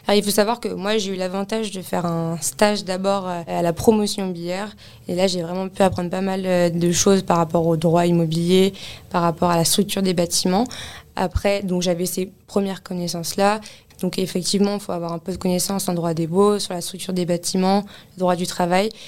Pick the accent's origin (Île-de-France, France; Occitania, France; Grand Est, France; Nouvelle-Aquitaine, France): Île-de-France, France; Paris; also born or lived in Lille; je suis née à Paris, j'ai grandi à Paris